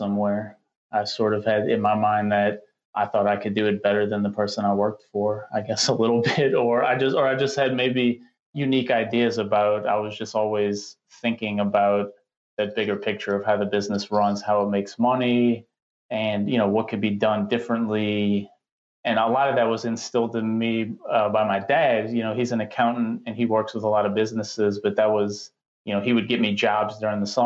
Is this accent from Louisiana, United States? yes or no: yes; New Orleans, Louisiana, United States; I grew up in New Orleans